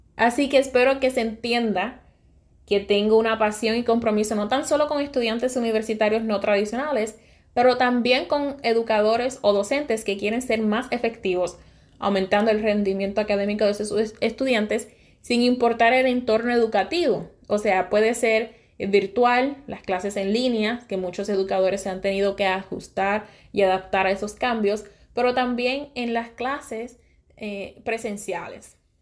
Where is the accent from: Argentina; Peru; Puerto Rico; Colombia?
Puerto Rico; Sabana Grande; Soy de Puerto Rico, nací y me crié en el área oeste de Puerto Rico. Me crié en un pueblo humilde, mi bello pueblo, ciudad petatera, Sabana Grande